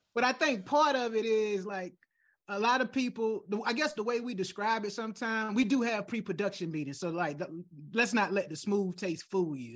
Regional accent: United States; as an American

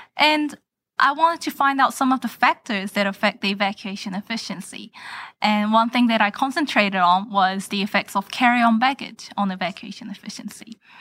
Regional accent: New Zealand; moved away as an adult; also born or lived in Korea; now in United States; I was born and raised in New Zealand

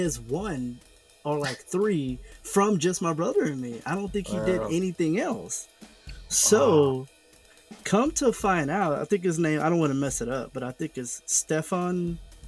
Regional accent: the South, United States; I'm from the South

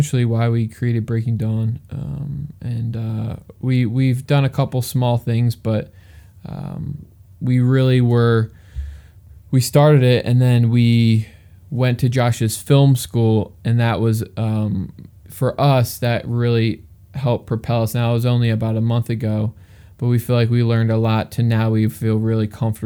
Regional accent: outside of Philadelphia, Pennsylvania, United States; I grew up in Pennsylvania. I grew up like 15 minutes outside of Philadelphia, and now I'm live about an hour outside of Philadelphia

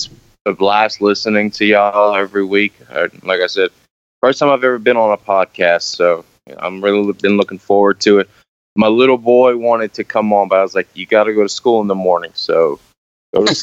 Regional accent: the South, United States; I'm from the South

